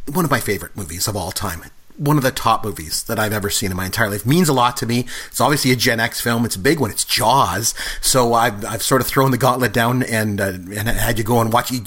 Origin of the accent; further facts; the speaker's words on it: Canada; And I'm good Canadian. I don't either.